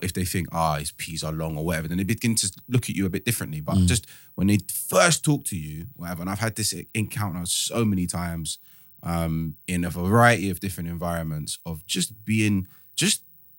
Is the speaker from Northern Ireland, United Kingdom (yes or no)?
no; London, United Kingdom; I think like you guys just like to say I'm from London first and foremost. That's easy because and if I have to, I say I'm black British